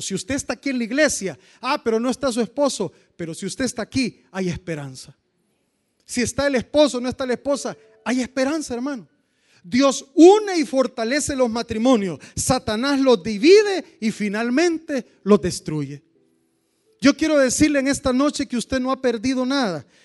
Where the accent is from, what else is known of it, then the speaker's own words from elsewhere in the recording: Cojutepeque, Cuscatlán, El Salvador; los que somos de Cojute.